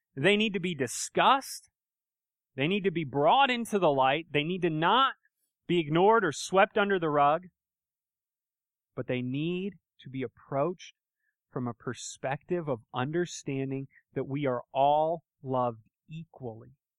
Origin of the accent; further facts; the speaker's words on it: United States; I grew up in America, right? And, uh, I've lived here my whole life